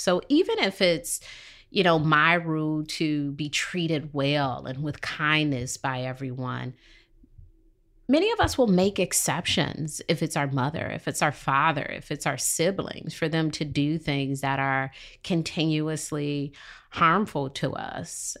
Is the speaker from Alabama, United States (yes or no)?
no; Detroit, Michigan, United States; moved away as an adult; now in Charlotte, United States; I'm from Detroit, and, you know, Detroit has litter on the streets.